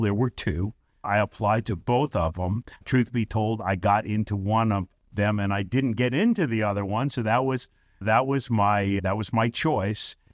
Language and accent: English; Brooklyn, New York, United States; moved away as an adult; also born or lived in Staten Island, New York; now in St. Louis, United States; I grew up in Brooklyn, New York